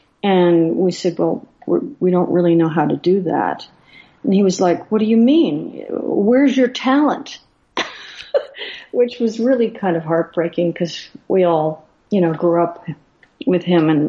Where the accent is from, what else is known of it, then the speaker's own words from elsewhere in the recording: Los Angeles, California, United States; growing up in LA, I grew up in Westwood, which is right near, well, it's where UCLA is.